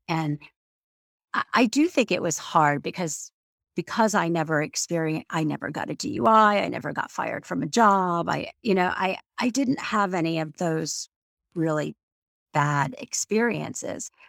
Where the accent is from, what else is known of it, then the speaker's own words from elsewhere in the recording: Florida, United States; moved away as an adult; also born or lived in New York City / Washington, D.C.; now in Maryland, United States; I grew up in Florida and after I graduated college, I lived in New York City for about seven and a half years